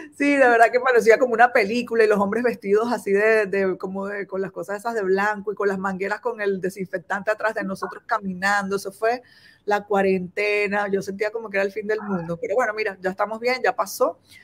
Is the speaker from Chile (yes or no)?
no; Venezuela; moved away as an adult; now in China; soy de Venezuela y vivo en China hace 10 años y medio ya casi